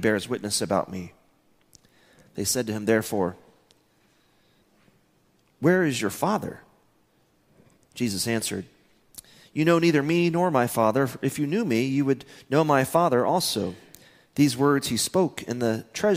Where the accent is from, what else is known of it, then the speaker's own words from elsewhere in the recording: Midland, Texas, United States; I'm from Midland, Texas.